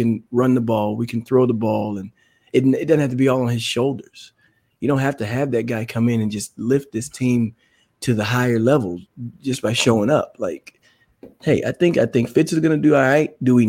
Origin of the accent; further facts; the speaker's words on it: Dallas, Texas, United States; moved away; I'm from the Dallas area. So it was always fun to come home just to get to see family.